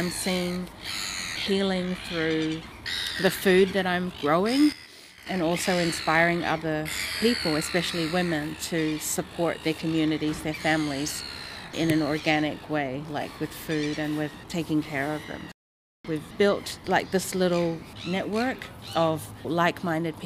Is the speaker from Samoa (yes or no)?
yes; Samoa; we grew up in Samoa